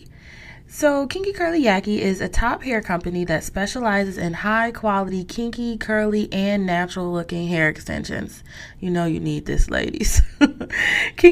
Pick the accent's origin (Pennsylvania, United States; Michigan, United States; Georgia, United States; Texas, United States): Michigan, United States; Detroit; my hometown of Detroit. I am a Detroiter through and through